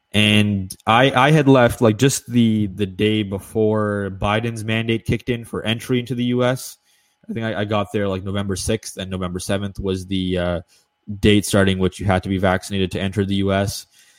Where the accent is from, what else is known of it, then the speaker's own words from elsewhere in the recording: Canada; from Washington to Toronto, I was fine because I'm a Canadian citizen.